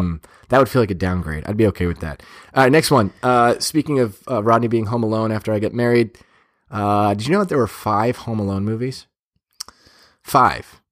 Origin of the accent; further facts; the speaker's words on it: Boston, Massachusetts, United States; I'm from Boston